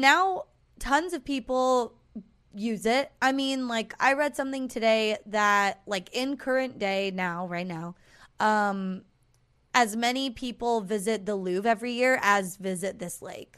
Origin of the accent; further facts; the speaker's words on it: Southern California, United States; we're an orange, not a peach